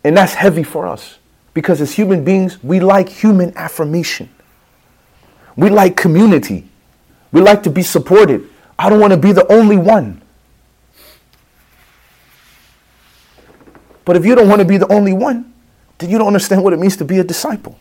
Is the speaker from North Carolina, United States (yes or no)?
no; Chicago, Illinois, United States; I'm from the streets, man. I'm from Chicago